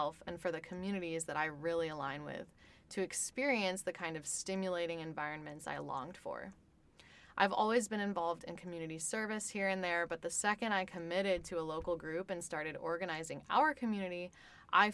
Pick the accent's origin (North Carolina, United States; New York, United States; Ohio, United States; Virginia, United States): Ohio, United States; outside of Cleveland; now in Columbus, United States; I grew up in Ohio outside of Cleveland as a child of immigrants